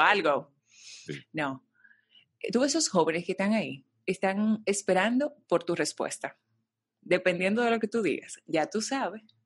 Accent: Santo Domingo, Distrito Nacional, Dominican Republic; soy dominicana, nací en Santo Domingo

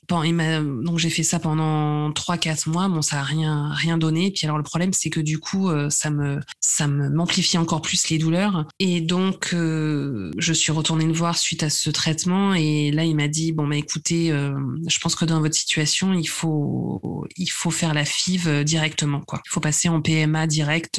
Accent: Nice region, Provence-Alpes-Côte d'Azur, France; moved away as an adult; also born or lived in Paris; j'habite à Nice, euh, dans le sud de la France. je suis revenue, on va dire, dans ma région d'origine après avoir passé 15 ans à Paris.

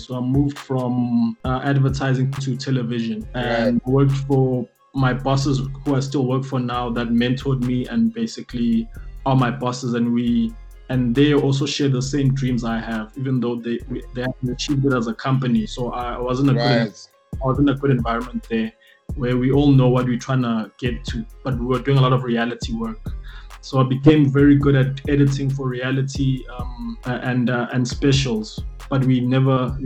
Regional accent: Johannesburg, Gauteng, South Africa; also born or lived in Davidson / Durban; I grew up in Randburg, basically, Joburg, Randburg

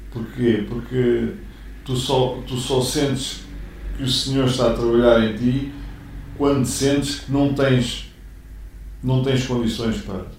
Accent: Mafra, Lisbon, Portugal; Eu nunca saí de Mafra

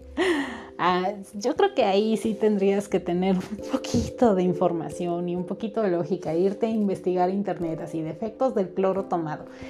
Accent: Mexico; yo soy mexicana

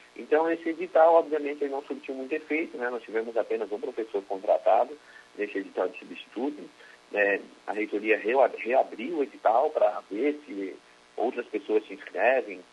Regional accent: Criciúma, Santa Catarina, Brazil; Eu sou natural de Criciúma.

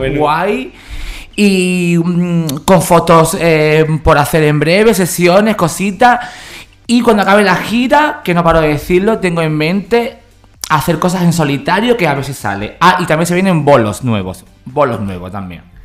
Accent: San Fernando, Andalusia, Spain; de San Fernando, de donde soy yo

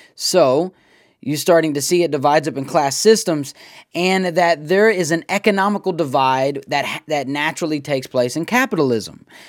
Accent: United States; I'm an American.

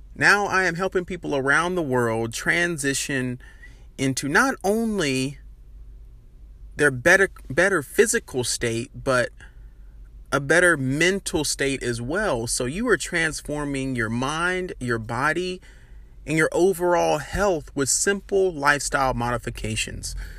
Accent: Birmingham, Alabama, United States; Born and raised in Birmingham, Alabama

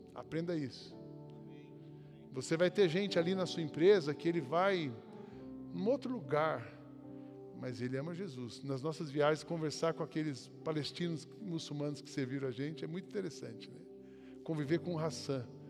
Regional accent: Brazil; a gente, como brasileiro

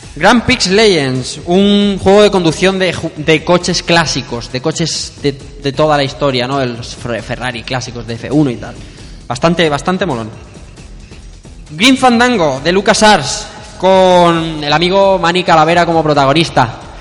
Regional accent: Elche, Valencian Community, Spain; yo soy de Elche

